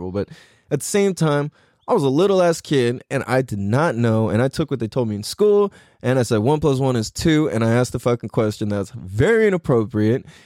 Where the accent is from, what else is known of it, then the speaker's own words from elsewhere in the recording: San Diego, California, United States; being half Chinese and half Norwegian, it automatically puts me in a really weird place. Because growing up in Mira Mesa